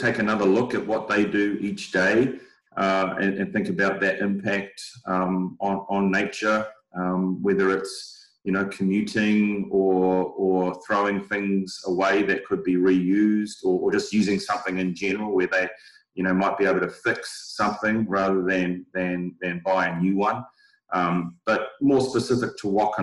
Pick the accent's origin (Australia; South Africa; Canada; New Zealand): New Zealand; moved away; I'm not from these parts. I'm originally from New Zealand